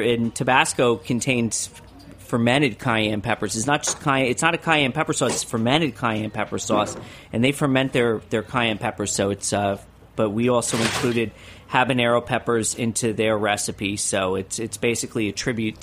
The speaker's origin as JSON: {"language": "English", "region": "New York", "country": "United States", "said": "I'm a New Yorker."}